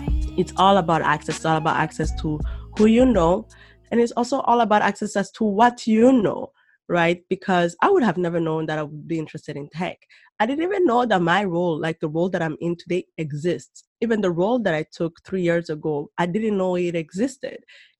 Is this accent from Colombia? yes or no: no; Rwanda; moved away as an adult; also born or lived in Burundi / Germany / Senegal / Canada; And then I was born in Burundi. Mm-hmm. And after the genocide in Rwanda, that's when we moved back to Rwanda. And so I grew up there. And then eventually lived in Germany as well, in Senegal, and moved to Canada for university.